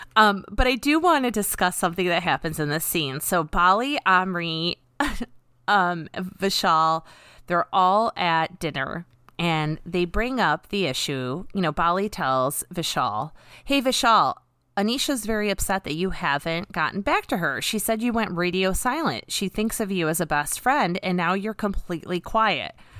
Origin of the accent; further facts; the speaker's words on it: United States; growing up in America